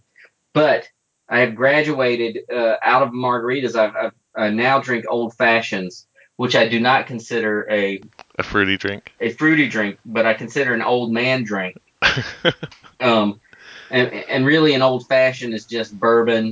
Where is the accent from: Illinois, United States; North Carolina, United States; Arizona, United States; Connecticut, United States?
North Carolina, United States; moved away; I grew up in North Carolina